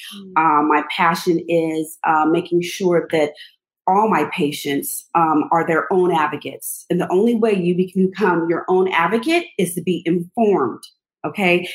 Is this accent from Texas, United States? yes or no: no; Los Angeles, California, United States; moved away as an adult; also born or lived in East Coast; I'm from Los Angeles. I had to move to the East Coast.